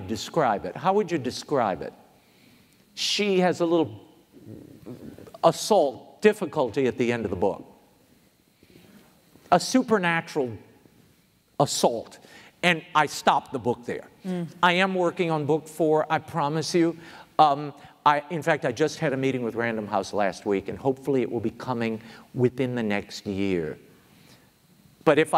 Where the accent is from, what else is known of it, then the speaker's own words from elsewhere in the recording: New Orleans, Louisiana, United States; I am born and raised in New Orleans